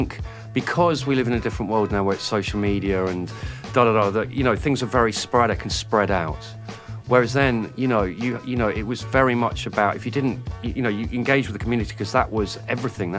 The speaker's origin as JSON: {"language": "English", "town": "Oxford", "region": "South East England", "country": "United Kingdom", "said": "I was from Oxford. I didn't grow up in London"}